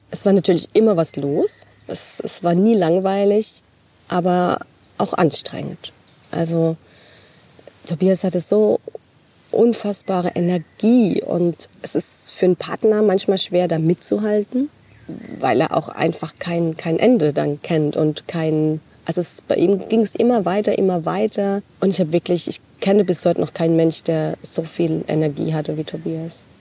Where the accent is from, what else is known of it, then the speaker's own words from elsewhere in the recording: Großkarlbach, Rhineland-Palatinate, Germany; Also ich komme ja aus dem Nachbarort, aus Großkarlbach.